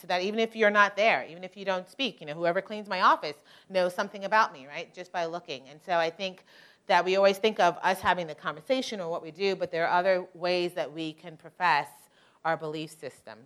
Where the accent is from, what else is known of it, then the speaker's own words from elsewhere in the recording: New York, United States; I'm originally from New York.